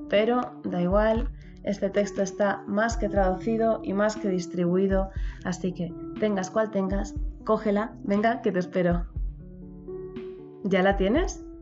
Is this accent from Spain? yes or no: yes; Spain; nos cuesta, me cuesta a mí que soy española